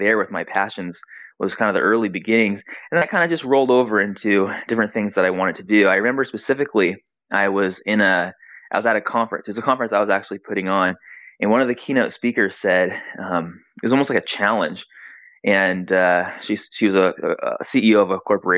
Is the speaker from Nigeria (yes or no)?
no; San Diego, California, United States; also born or lived in Brazil / Hawaii; now in Arizona, United States; I grew up in San Diego